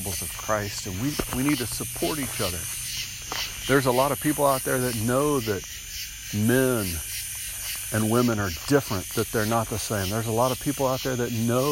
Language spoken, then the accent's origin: English; United States; as an American